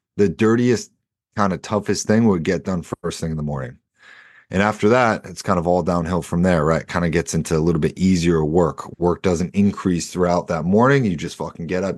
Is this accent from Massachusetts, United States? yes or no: yes; Boston, Massachusetts, United States; I'm also from Boston